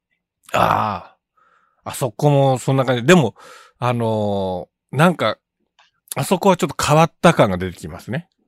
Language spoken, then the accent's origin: Japanese; Kitakyushu, Fukuoka, Japan; now in Tokyo, Japan; 僕はやっぱり生まれ育ちがそちら